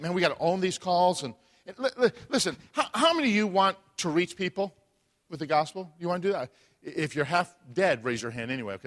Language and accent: English; Chicago, Illinois, United States; moved away; I'm from Chicago